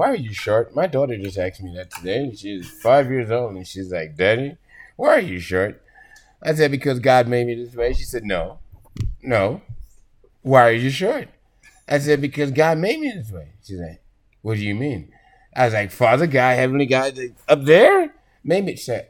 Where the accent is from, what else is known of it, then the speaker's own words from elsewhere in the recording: Jamaica; moved away; also born or lived in Brooklyn, New York; I'm Jamaican, first and foremost.